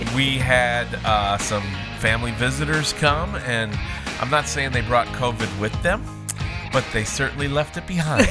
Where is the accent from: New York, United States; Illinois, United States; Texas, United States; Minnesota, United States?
Minnesota, United States; moved away; also born or lived in Alaska; We grew up in Minnesota, spent time in Alaska.